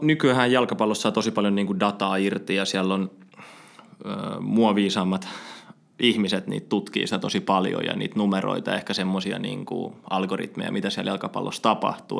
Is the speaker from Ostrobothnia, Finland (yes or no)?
no; Espoo, Uusimaa, Finland; mä oon espoolainen, espoolainen tota, jalkapallon parissa kasvanut mm, ihminen ja Epsissä aloittanut jalkapallo